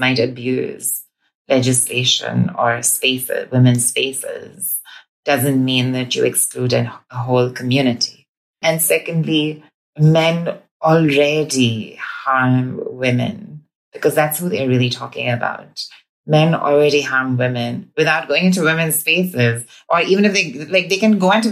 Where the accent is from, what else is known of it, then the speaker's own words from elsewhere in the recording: India; moved away as an adult; now in Scotland, United Kingdom; my experience growing up in India. I transitioned in India before I came here